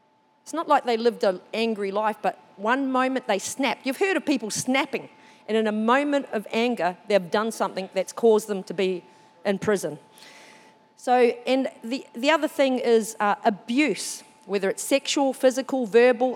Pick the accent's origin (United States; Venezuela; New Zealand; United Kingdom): New Zealand; now in Australia; I'm a Māori from New Zealand